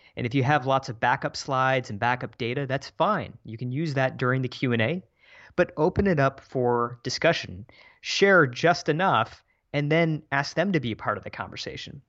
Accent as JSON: {"language": "English", "region": "Michigan", "country": "United States", "tie": "born or raised there", "also_born_or_lived": "San Francisco", "moved": "as an adult", "said": "my hometown in Michigan"}